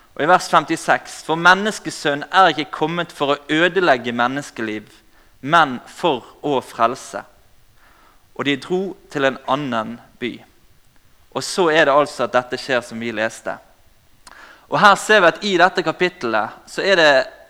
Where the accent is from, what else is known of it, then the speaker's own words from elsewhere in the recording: Bergen, Vestland, Norway; accent: Bergen dialect; Som dere hører på dialekten, så kommer jeg fra Bergen